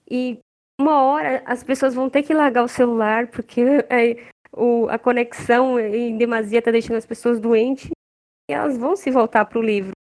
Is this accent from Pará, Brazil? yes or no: no; Minas Gerais, Brazil; e assim, as minhas tias, eu lembro que elas são, nós somos mineiros, né?